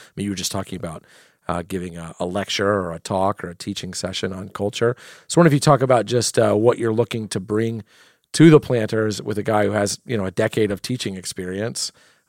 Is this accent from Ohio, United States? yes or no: yes; Ohio, United States; they're American, I'm American, they're Midwestern, they're Northeast Ohio, I'm Northeast Ohio